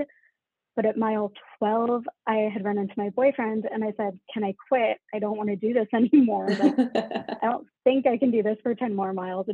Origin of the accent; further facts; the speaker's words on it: Massachusetts, United States; now in Chicago, United States; I'm from Massachusetts originally